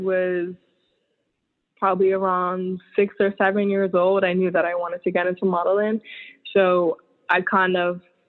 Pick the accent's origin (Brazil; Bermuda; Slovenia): Bermuda; moved away as an adult; also born or lived in Southampton, Bermuda / Devonshire, Bermuda; now in New York, United States; I was born and raised. born and raised in Bermuda, and I moved to New York like in 2010. Yeah, 2010.